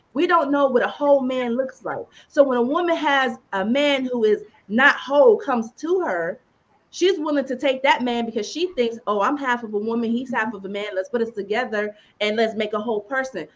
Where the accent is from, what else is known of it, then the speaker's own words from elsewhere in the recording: Youngstown, Ohio, United States; now in Atlanta, United States; I'm from Youngstown, living in Atlanta